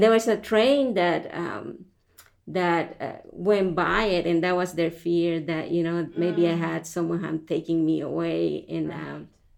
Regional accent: El Salvador; moved away; I grew up in El Salvador, Central America

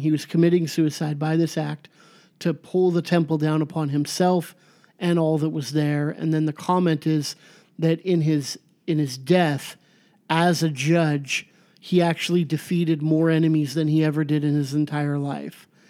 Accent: Garden Grove, California, United States; where I grew up in Garden Grove

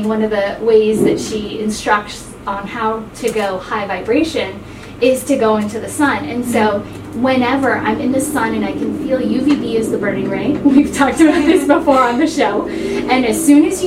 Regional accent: California, United States; now in Ohio, United States; I grew up in California

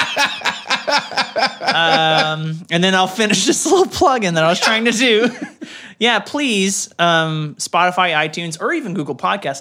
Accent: Deep South, United States; now in Texas, United States; I grew up in the Deep South

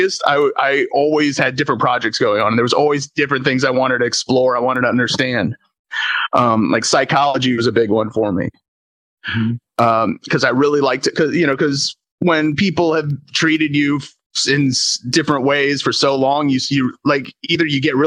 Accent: Tampa, Florida, United States; I grew up in Tampa

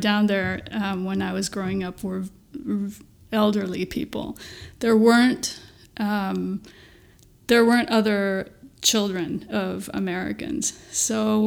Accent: Oaxaca, Mexico; moved away as an adult; also born or lived in Italy; now in South Orange, United States; we moved here from Oaxaca, which is where I was born and raised

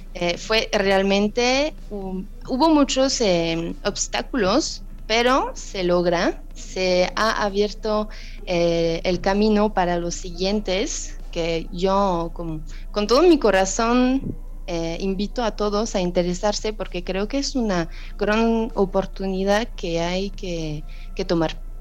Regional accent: France; Spanish is a second language; moved away as an adult; now in Mexico; como francesa

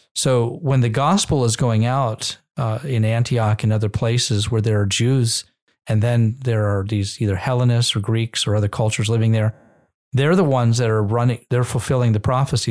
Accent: Israel; I grew up in Israel and I have Israeli citizenship

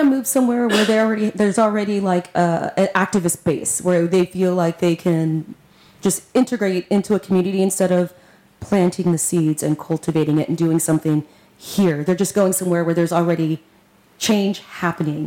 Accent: Victoria, Texas, United States; now in Houston, United States; I'm from Victoria, Texas

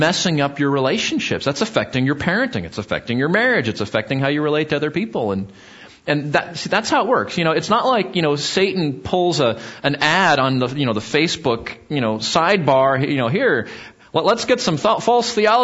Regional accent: Southern California, United States; where I grew up in Southern California

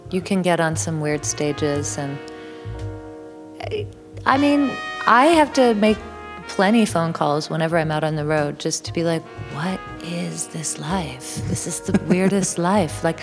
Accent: Toronto, Ontario, Canada; moved away as an adult; now in near London, Ontario, Canada; I was born in Toronto and raised yeah. in Toronto

